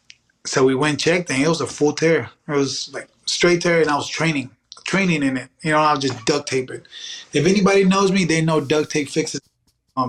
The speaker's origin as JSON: {"language": "English", "town": "Dallas", "region": "Texas", "country": "United States", "tie": "born or raised there", "said": "I was born in Dallas"}